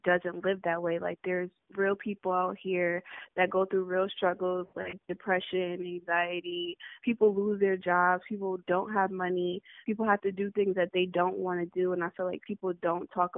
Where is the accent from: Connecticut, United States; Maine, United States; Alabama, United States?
Connecticut, United States; New Haven; moved away as an adult; now in Houston, United States; I'm originally from New Haven, Connecticut